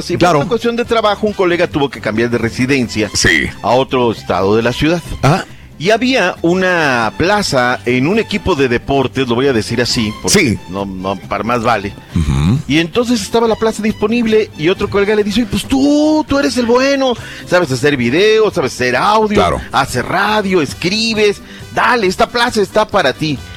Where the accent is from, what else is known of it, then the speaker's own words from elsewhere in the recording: Mexico City, Mexico; Pero como soy chilango, va, bueno